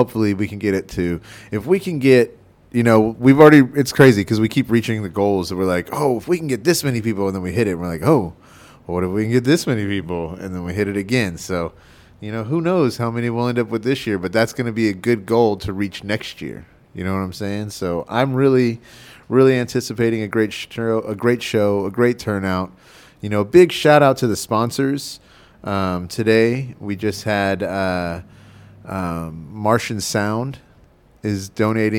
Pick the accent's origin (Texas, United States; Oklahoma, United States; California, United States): Texas, United States; moved away as an adult; also born or lived in Oregon; I'm from Texas, and I lived in Texas for a long time. And then I moved to Oregon